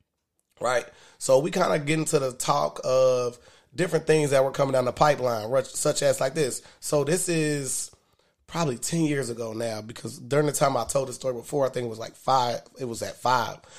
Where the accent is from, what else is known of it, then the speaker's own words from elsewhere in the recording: Dayton, Ohio, United States; I'm from Westwood, Dayton, Ohio